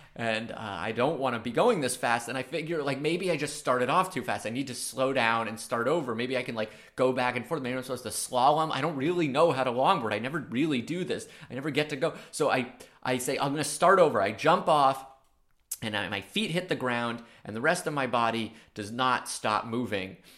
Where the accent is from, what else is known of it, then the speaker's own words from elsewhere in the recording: Maine, United States; accent: subtle New York; I'm from a small coastal town in Maine